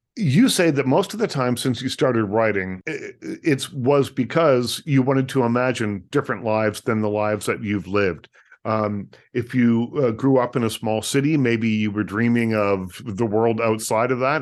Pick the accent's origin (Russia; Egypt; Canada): Canada; Lunenburg, Nova Scotia; I'm from small town Nova Scotia